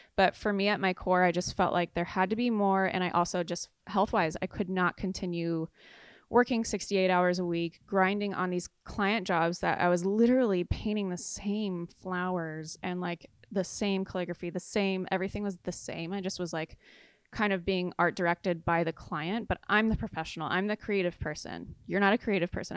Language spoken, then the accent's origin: English; San Clemente, California, United States; moved away as an adult; also born or lived in Chicago; I'm from San Clemente